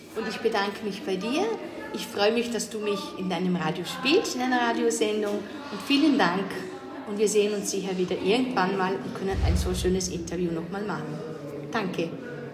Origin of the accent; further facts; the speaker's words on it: Lustenau, Vorarlberg, Austria; Ich komme aus Vorarlberg und das in, zwar in Lohnau, aus Lustenau, das ist an der Schweizer Grenze